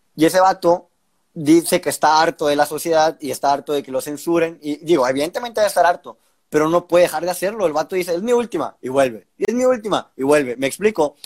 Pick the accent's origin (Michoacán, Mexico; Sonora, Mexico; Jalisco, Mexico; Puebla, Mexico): Sonora, Mexico; soy, somos acá norteños